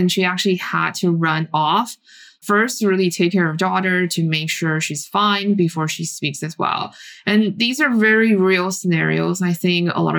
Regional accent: Taiwan; moved away; I grew up in Taiwan

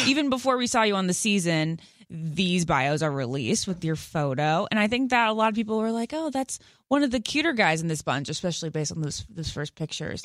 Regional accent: Great Falls, Virginia, United States; I'm from Northern Virginia

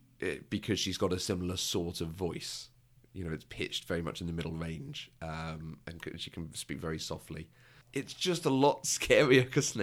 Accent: United Kingdom; Because I'm a Brit.

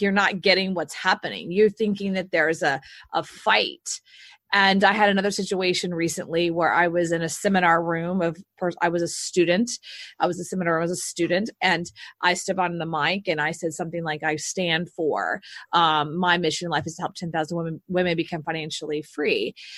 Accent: the South, United States; now in Austin, United States; So I look, I'm from the South. So, yeah.

